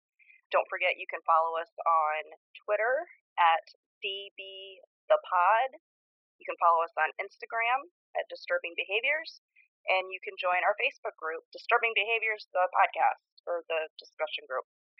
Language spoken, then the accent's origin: English; Ohio, United States; Ariel Castro, that is close to where I grew up.